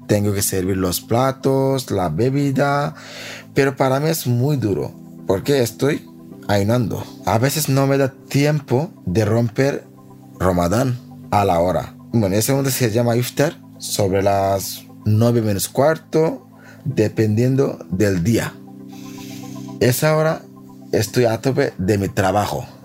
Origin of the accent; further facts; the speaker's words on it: Bangladesh; Spanish is a second language; moved away as an adult; also born or lived in Spain; now in Madrid, Spain; soy de Bangladesh. Tengo 36 años. Llevo en España 9 años